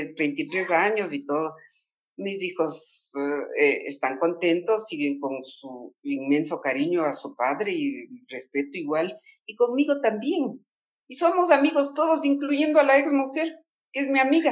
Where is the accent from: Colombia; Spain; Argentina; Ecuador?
Ecuador; Latacunga, Cotopaxi; now in Quito, Ecuador; yo soy de la Tacunga